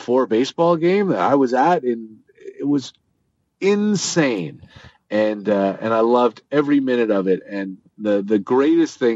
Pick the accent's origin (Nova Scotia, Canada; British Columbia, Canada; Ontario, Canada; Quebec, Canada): Ontario, Canada; Toronto; as a Jewish kid growing up in Toronto, in a big Jewish community in Toronto, and going to day school and all the way through high school